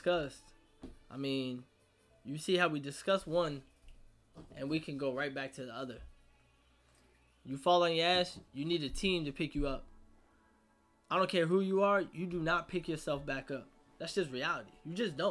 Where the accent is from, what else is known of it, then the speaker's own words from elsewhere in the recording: Virginia, United States; I grew up in Virginia